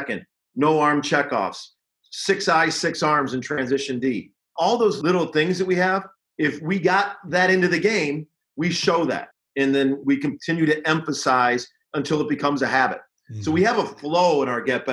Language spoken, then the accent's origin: English; Chicago, Illinois, United States; I remember growing up in Chicago in the Indiana program